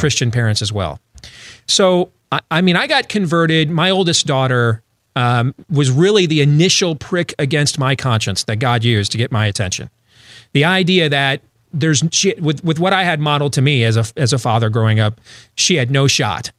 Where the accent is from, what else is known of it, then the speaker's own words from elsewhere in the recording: Iowa, United States; my home state of Iowa